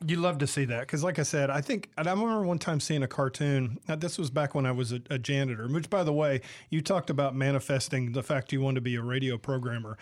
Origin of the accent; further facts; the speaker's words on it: the South, United States; also born or lived in San Diego, California; now in Mississippi, United States; I'm from the South originally